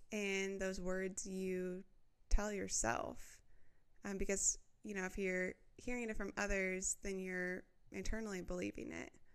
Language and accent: English; Midwest, United States; growing up in the Midwest